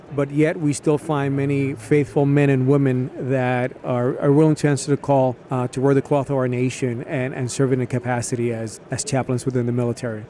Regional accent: Puerto Rico; I was born in Puerto Rico

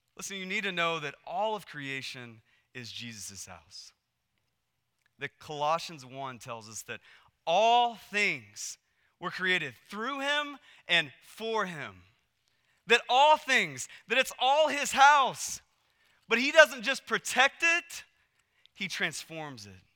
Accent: Texas, United States; moved away as an adult; also born or lived in Portland, Oregon; we moved from Texas to Portland, Oregon, and we had grown up in Texas our whole lives

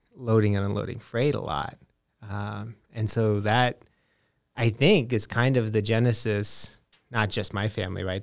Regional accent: Des Moines, Iowa, United States; first language English; also born or lived in Washington, D.C.; I grew up in Des Moines

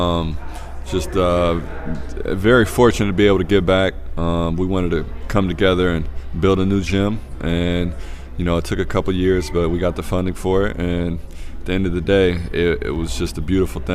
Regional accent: Peoria, Illinois, United States; now in Oakland, United States; Peoria is my hometown

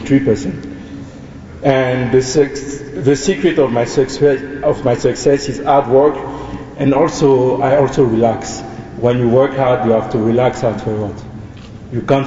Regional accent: Côte d’Ivoire; English is a second language; moved away as an adult; also born or lived in Montpellier, France; now in Johannesburg, South Africa; I'm also an international student, and I'm from the Ivory Coast.

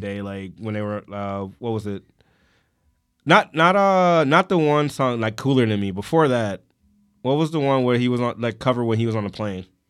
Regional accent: Detroit, Michigan, United States; I grew up on Seven Mile and Pat

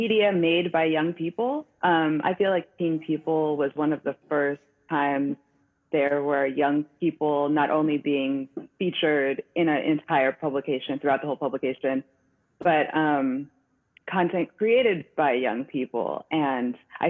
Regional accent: San Francisco, California, United States; now in New York, United States; we're both from San Francisco too

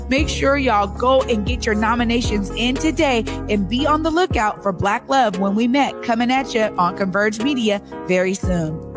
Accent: California, United States; now in Washington, United States; I'm from California

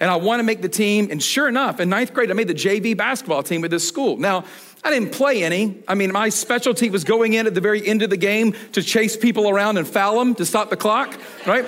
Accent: Atlanta, Georgia, United States; I was born and raised in Atlanta

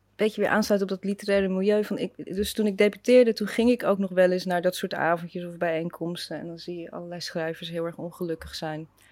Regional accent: Rotterdam, South Holland, Netherlands; moved away as an adult; also born or lived in Leiden; ik kom uit Delshaven, dus dat, Ah, dat is ook zo'n lelijk, een zwarte wijk. En ik zat op een zwarte school

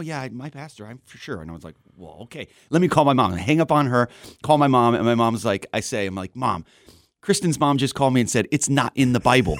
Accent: Southern California, United States; also born or lived in Wisconsin Rapids, Wisconsin / Wausau, Wisconsin / Arizona; now in Wisconsin, United States; I was born in Rapids, uh, and then we moved to California when I was five, so I grew up in Southern California

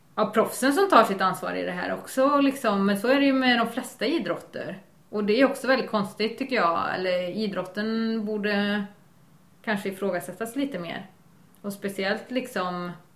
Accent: Värmland, Sweden; now in Bohuslän, Sweden; jag kommer från Värmland

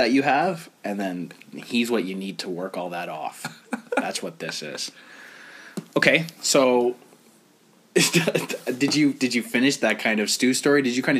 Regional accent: Toronto, Ontario, Canada; I don't tell anybody I'm from TO when I go out anywhere. I'm just like, oh, yeah, Ontario, like, around that area.

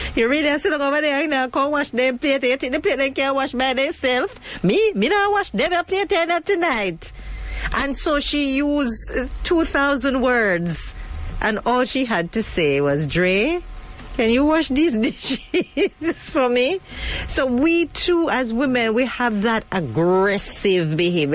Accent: Jamaica; as Jamaican um, women

